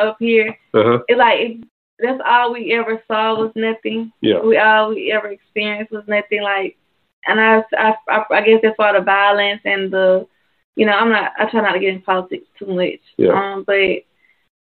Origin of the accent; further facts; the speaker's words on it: Macon, Georgia, United States; I'm born and raised in Macon